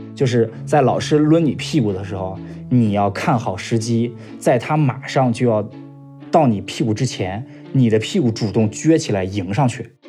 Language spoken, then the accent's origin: Chinese; a county town in central Shandong, China; 今年二十七岁，来自山东鲁中地区的一个县城。我是出生在九三年